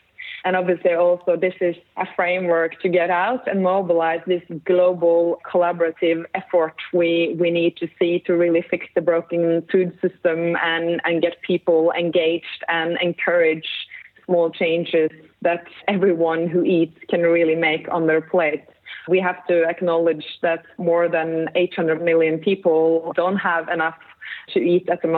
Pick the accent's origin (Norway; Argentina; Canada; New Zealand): Norway; I grew up in the Norwegian countryside on a small farm